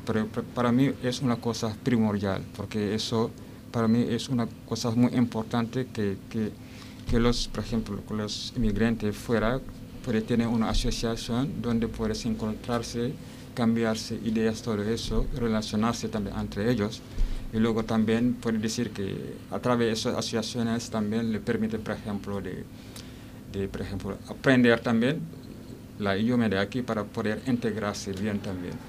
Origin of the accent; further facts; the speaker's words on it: Senegal; Spanish is a second language; moved away as an adult; also born or lived in Lille; now in Alicante, Spain; vengo de Senegal. Llevo casi aquí en Alicante 12 años